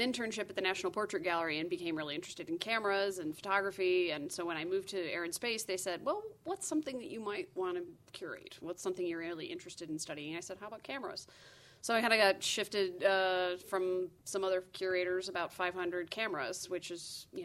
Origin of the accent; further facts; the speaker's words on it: Southeast Michigan, United States; I grew up in Southeast Michigan